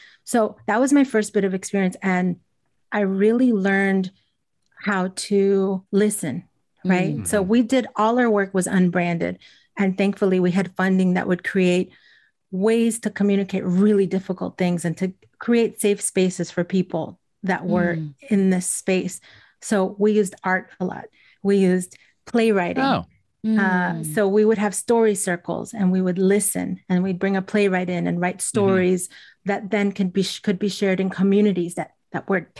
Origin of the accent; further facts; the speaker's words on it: Elizabeth, New Jersey, United States; Because I grew up in New Jersey, in Elizabeth, and my family was from Cuba.